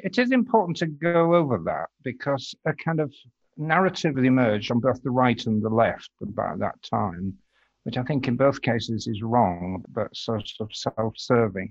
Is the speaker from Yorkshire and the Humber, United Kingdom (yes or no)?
yes; York, Yorkshire and the Humber, United Kingdom; moved away as an adult; also born or lived in Glasgow; now in Twickenham, United Kingdom; Stood for the SDP a couple of times in my hometown of York